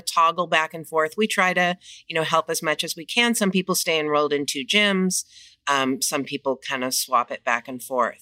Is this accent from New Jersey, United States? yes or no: no; Los Angeles, California, United States; moved away as an adult; also born or lived in Coachella Valley; I'm born and raised in Los Angeles